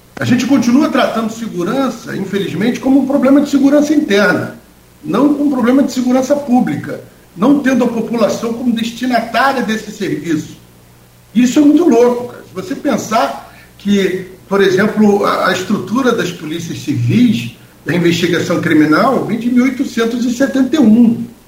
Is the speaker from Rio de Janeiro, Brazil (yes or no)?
yes; Rio de Janeiro, Brazil; moved away as an adult; now in Campos dos Goytacazes, Brazil; Eu sou do Rio, eu estou aqui há 12 anos